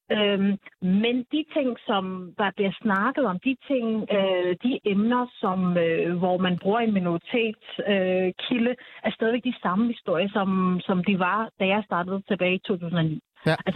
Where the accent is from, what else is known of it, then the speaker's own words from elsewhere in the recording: Denmark; jeg er jo født og opvokset i Danmark og har, og har somaliske rødder.